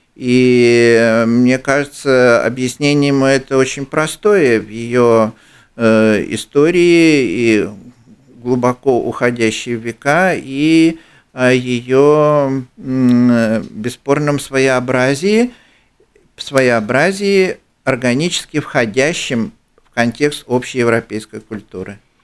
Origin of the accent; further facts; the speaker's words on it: Ukraine; я, украинец